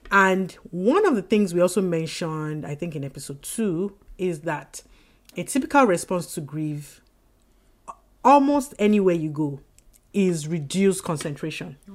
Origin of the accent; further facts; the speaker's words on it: Oyo, Nigeria; So Lagos State um, Oyo State. I am from Oyo State.